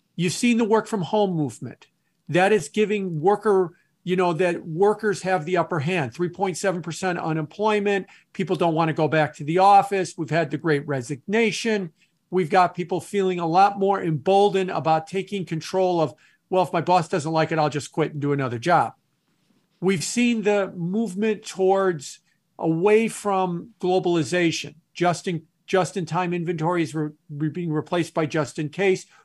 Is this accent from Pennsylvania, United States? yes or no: no; Chicago, Illinois, United States; also born or lived in New York City / Milwaukee, Wisconsin; I'm a Midwesterner. I've, um, was born and raised in the Chicago area, left and went to New York for several years, and now I'm back in the Chicago area.